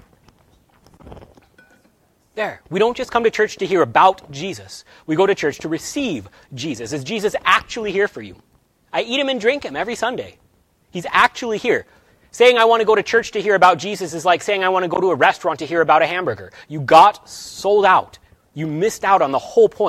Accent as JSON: {"language": "English", "country": "United States", "said": "we are American"}